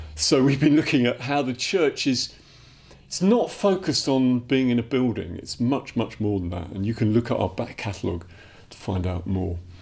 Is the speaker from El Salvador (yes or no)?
no; Dublin, Leinster, Ireland; moved away; I'm from Dublin originally, I'm Irish.